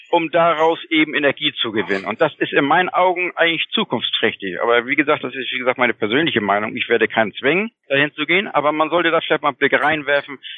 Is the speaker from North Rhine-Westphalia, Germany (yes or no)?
no; Kiel, Schleswig-Holstein, Germany; ich komme aus schön Schleswig-Holstein